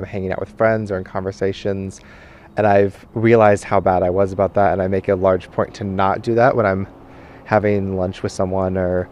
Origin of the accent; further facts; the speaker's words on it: West Virginia, United States; moved away as an adult; now in Sydney, Australia; I'm originally from the East Coast of the US, in West Virginia